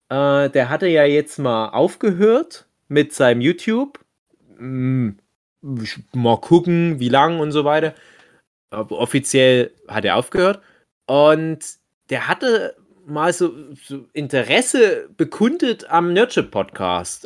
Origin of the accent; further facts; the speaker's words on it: East Germany, Germany; wir sind ja Ossi-Männer